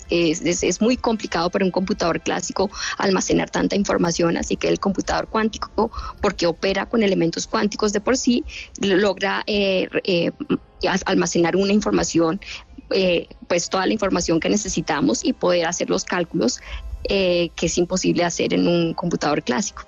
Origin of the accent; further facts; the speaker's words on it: Bogotá, Colombia; moved away as an adult; now in United States; Yo nací en Bogotá